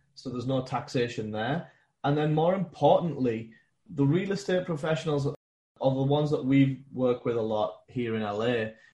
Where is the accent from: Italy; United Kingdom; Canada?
United Kingdom; England; moved away as an adult; now in United States; born and raised in England. I moved out to America with a big Fortune 500 company